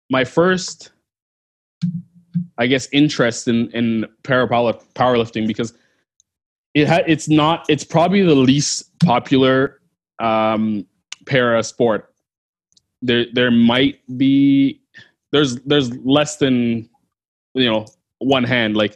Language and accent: English; Canada; and uh, I set the Canadian as a Canadian athlete.